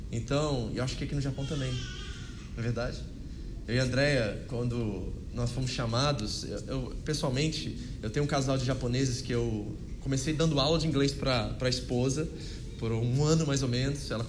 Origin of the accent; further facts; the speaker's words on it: Brazil; moved away; nossos planos como brasileiros, né, estrangeiros